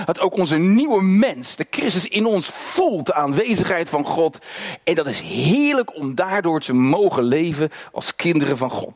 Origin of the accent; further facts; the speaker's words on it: Netherlands; first language Dutch; Ik ben als Nederlander geboren en ik heb Nederlands geleerd